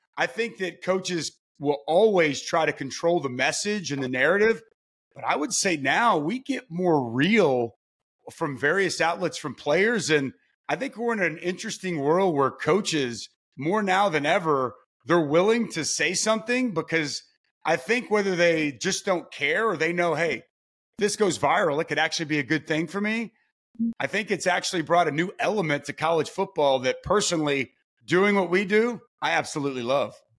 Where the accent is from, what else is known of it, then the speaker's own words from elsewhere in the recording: Lake Dallas, Texas, United States; moved away as an adult; now in Oklahoma, United States; I'm a Texas kid through and through, but I've lived the majority of my life in the great state of Oklahoma